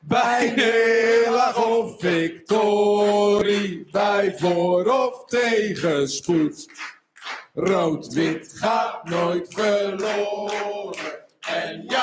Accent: Netherlands; Ik ben een Hollander.

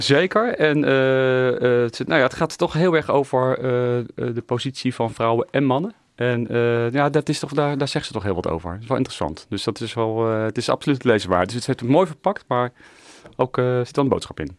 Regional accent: The Hague, South Holland, Netherlands; ik ben Hagenaar

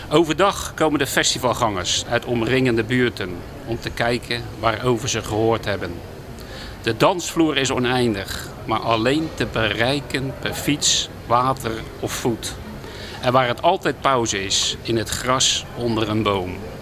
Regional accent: De Lier, South Holland, Netherlands; moved away as an adult; also born or lived in Midden-Delfland; now in Den Hoorn, Netherlands; Ik ben geboren in de Lier, nou ja, het oude Westland

